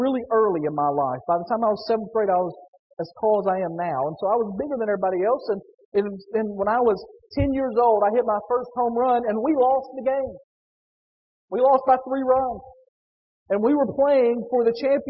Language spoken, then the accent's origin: English; Northwest Tennessee, United States; Growing up in Northwest Tennessee